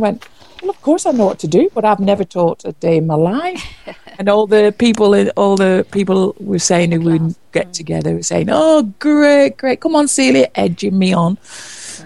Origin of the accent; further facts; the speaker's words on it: Preston, North West England, United Kingdom; moved away as an adult; also born or lived in London; I was born in Preston, Lancashire, England. As from 18, I moved away from home